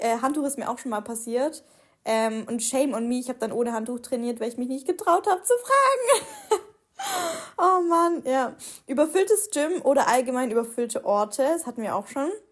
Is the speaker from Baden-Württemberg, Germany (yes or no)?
yes; Swabia, Baden-Württemberg, Germany; moved away; Bei uns im Schwabenland